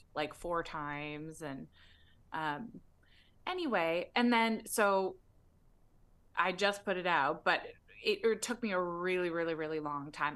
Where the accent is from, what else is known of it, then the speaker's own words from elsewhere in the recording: Toronto, Ontario, Canada; now in Los Angeles, United States; I was born in Toronto